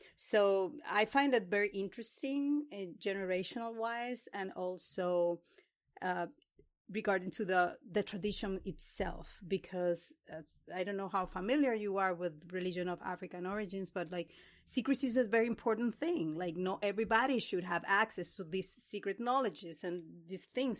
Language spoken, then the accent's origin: English; Dominican Republic; moved away; I was born in the Dominican Republic